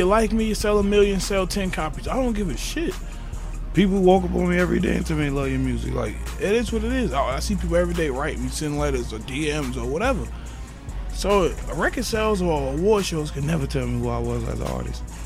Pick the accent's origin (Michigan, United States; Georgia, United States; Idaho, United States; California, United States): Georgia, United States; Riverdale; I'm not from Atlanta. I'm from Clayton County, Riverdale